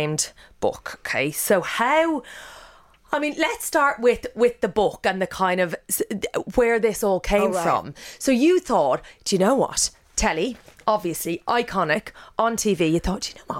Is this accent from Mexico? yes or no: no; Ireland; I'm Irish